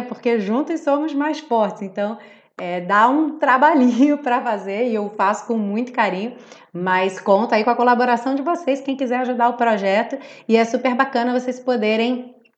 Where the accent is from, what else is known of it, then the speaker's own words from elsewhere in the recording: Rio de Janeiro, Brazil; accent: carioca; quem fala como eu carioca